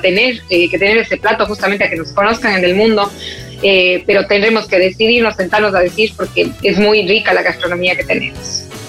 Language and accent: Spanish; Cuenca, Azuay, Ecuador; moved away as an adult; now in Madrid, Spain; estoy en mi ciudad natal que es en Cuenca, Ecuador